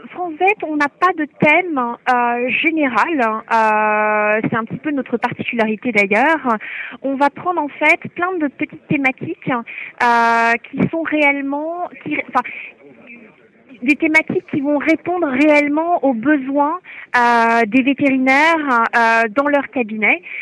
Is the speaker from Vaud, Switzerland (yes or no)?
no; Fribourg, Switzerland; Je viens de Suisse, euh, dans la région d'Estavayer.